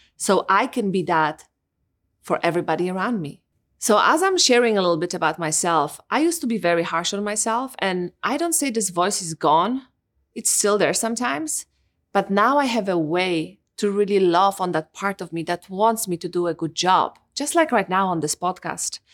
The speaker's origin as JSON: {"language": "English", "country": "Poland", "tie": "born or raised there", "moved": "yes", "said": "Growing up in Poland"}